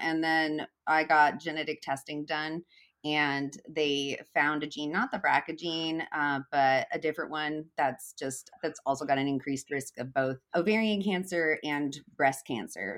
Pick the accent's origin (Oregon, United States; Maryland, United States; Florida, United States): Oregon, United States; Eugene; moving back to my hometown of Eugene, Oregon.